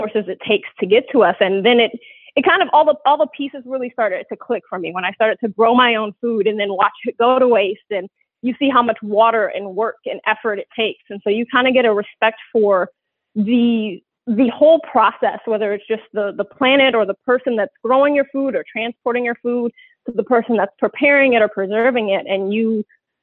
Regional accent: Detroit, Michigan, United States; moved away; I'm originally from Detroit. I moved back to Detroit for 2 years

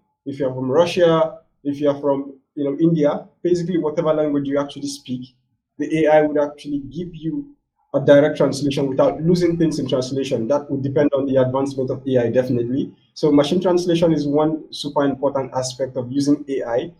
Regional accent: Nigeria; my home country here, which is West Africa, Nigeria

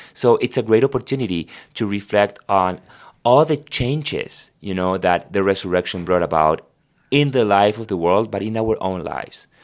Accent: Argentina; first language Spanish; English is a second language; moved away; I was born in Argentina, so my first language is Spanish

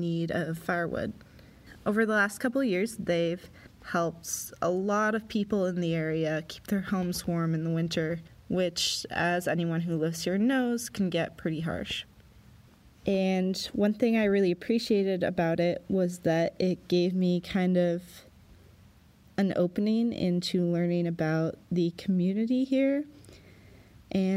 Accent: Pullman, Washington, United States; moved away as an adult; now in Sandpoint, Idaho, United States; I grew up near Pullman, Washington, which is where Washington State University is

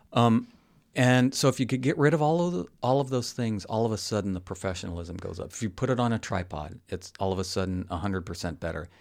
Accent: Colorado, United States; also born or lived in San Diego / Los Angeles / Dallas; now in Michigan, United States; I was born in Colorado, and there was a reason I moved

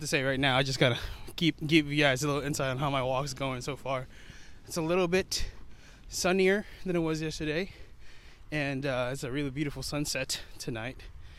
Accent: New York City, New York, United States; I was born in Queens, New York, and that's where Spider-Man's from.

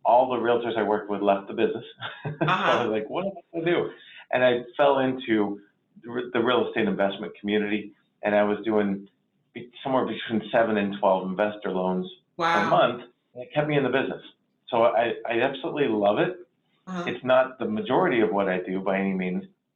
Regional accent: Indiana, United States; moved away as an adult; also born or lived in Europe / Atlanta; now in Charleston, United States; I grew up in Indiana, small town USA, Indiana

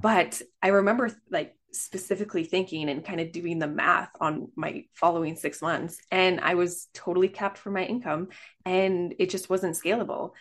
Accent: Canada; I am from Canada.

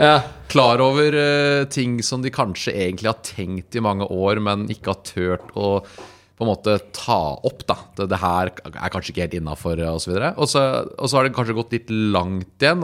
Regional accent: Lier, Buskerud, Norway; jeg kommer fra Lier

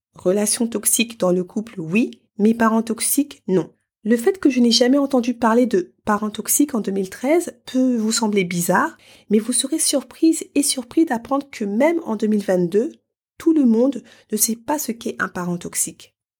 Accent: Paris, Île-de-France, France; moved away as an adult; dans la ville qui m'a vu naître et grandir

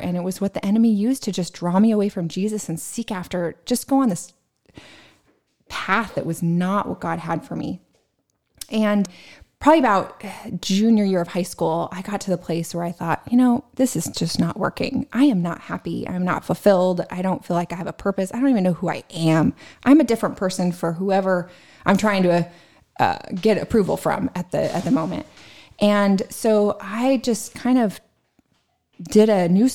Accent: San Diego, California, United States; I grew up in San Diego, California, in an amazing Christian family

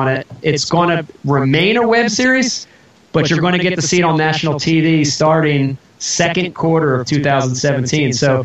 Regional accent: New Jersey, United States; also born or lived in Philadelphia; I grew up in New Jersey, but I consider Philadelphia my home city

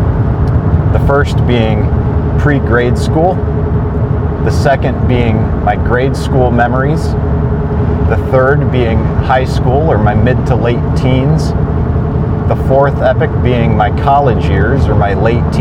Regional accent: Bay Village, Ohio, United States; the house I grew up in Brook Lane, Bay Village, Ohio

